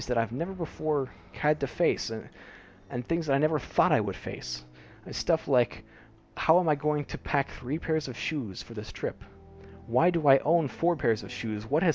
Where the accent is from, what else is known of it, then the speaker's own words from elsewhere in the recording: United States; also born or lived in Cambodia; now in Singapore; I will most likely be moving to the United States, coming back to my home country